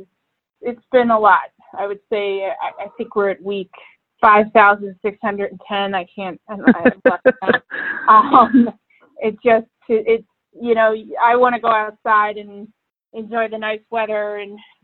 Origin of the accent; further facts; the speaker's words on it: Philadelphia, Pennsylvania, United States; moved away as an adult; also born or lived in Washington, D.C.; now in Illinois, United States; I'm from the Philadelphia area. I grew up there